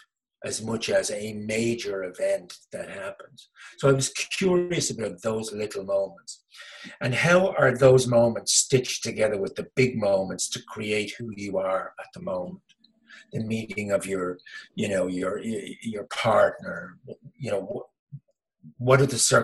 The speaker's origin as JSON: {"language": "English", "town": "Dublin", "region": "Leinster", "country": "Ireland", "tie": "born or raised there", "said": "I come into the world in Dublin"}